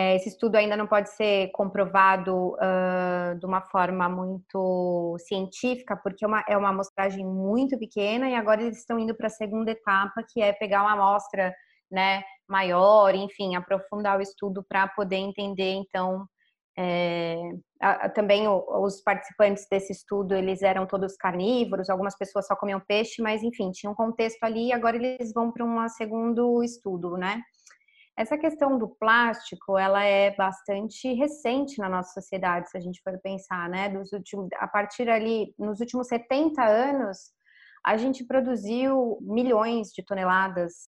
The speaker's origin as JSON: {"language": "Portuguese", "region": "São Paulo", "country": "Brazil", "tie": "born or raised there", "also_born_or_lived": "Florianópolis", "said": "eu nasci e cresci em São Paulo"}